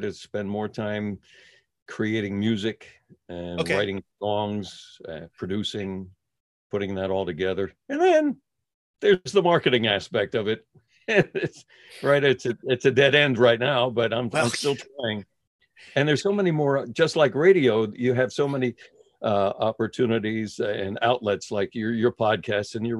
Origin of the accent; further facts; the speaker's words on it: Philadelphia, Pennsylvania, United States; I'm a Philadelphia boy, born and raised in South Philly